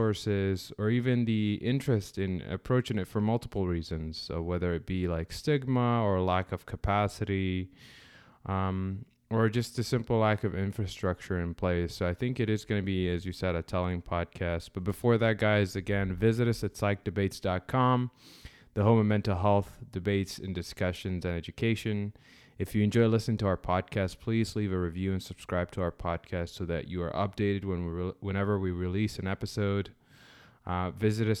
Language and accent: English; Sudan; moved away; I'm originally from Sudan